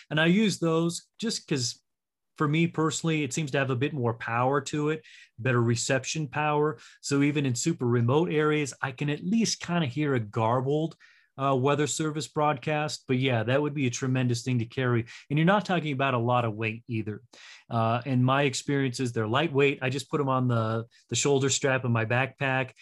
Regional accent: Castle Rock, Colorado, United States; moved away as an adult; I live in Castle Rock now and born and raised in Castle Rock

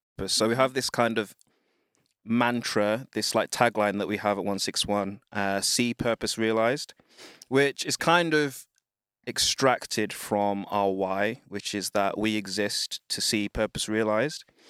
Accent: United Kingdom; I'm Black British, uh, parents, children of Wind Rush

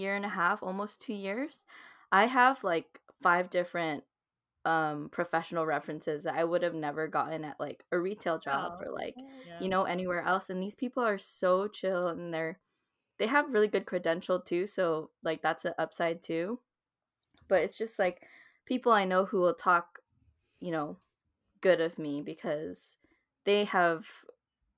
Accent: San Jose, California, United States; moved away; San Jose

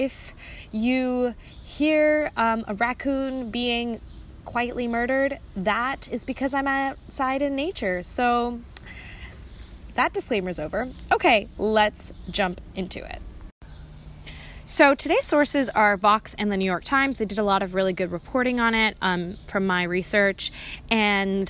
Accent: India; I'm an Indian

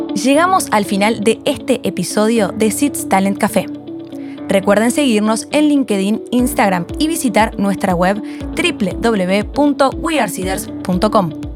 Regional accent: Paraguay; Soy de Paraguay

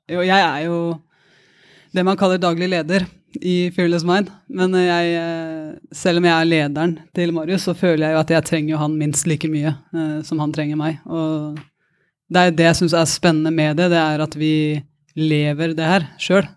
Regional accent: Porsgrunn, Telemark, Norway; moved away; Fra en gård i Porsgrunn

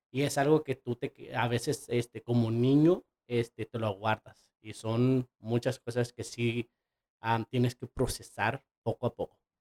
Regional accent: Mexico; somos mexicanos

